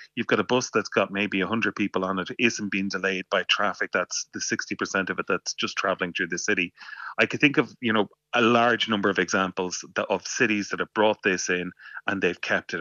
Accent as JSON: {"language": "English", "town": "Waterford", "region": "Munster", "country": "Ireland", "moved": "yes", "said": "I'm from Waterford originally"}